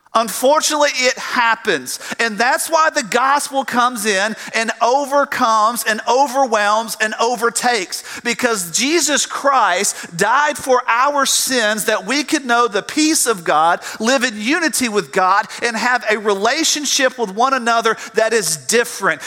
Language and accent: English; South Georgia, United States; I grew up in South Georgia